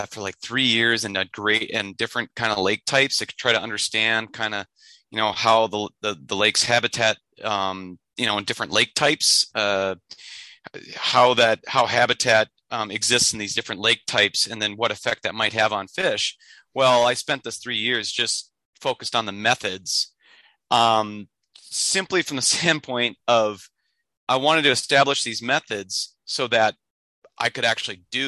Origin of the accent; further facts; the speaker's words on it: Minnesota, United States; also born or lived in Michigan; with the Forest Service in my home state of Minnesota on the Chippewa National Forest